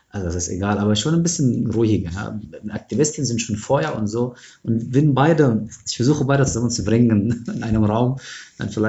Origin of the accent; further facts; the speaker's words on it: Egypt; also ich komme aus Ägypten, aus der ägyptischen Revolution, das ist schon meine Biografie.